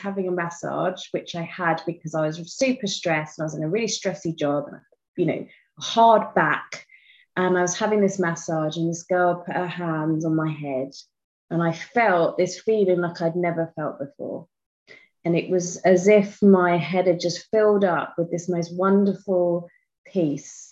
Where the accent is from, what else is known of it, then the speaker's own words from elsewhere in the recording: United Kingdom; I am from England, just outside London, which you may hear from my accent